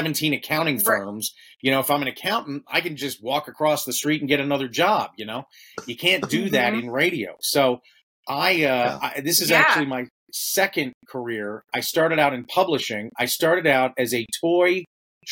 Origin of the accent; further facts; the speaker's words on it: Baltimore, Maryland, United States; also born or lived in Phoenix, Arizona; now in Cody, United States; I am not from Phoenix. I am from Maryland